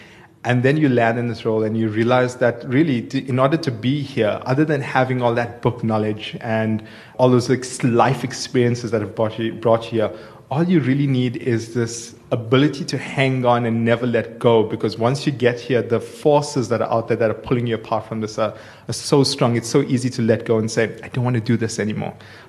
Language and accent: English; Durban, KwaZulu-Natal, South Africa; now in Johannesburg, South Africa; I grew up in Durban in an area called Clare Estate.